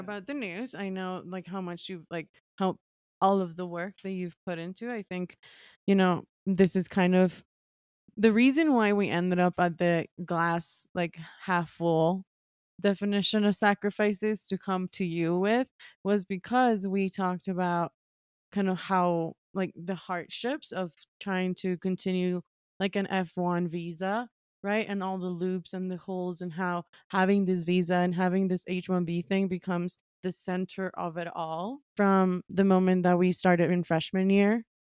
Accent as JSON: {"language": "English", "town": "Quito", "region": "Pichincha", "country": "Ecuador", "tie": "born or raised there", "also_born_or_lived": "New York, United States / Brooklyn, United States", "moved": "as an adult", "said": "I was born and raised in Ecuador, in Quito, Ecuador"}